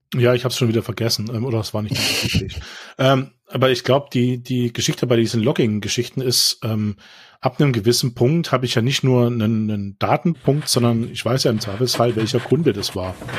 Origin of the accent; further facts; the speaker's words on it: Baden-Württemberg, Germany; ich komme ja aus Baden-Württemberg